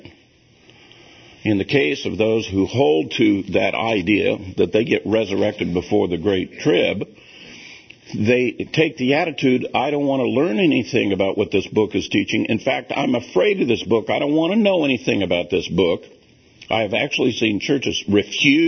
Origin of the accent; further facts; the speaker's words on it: United States; we Americans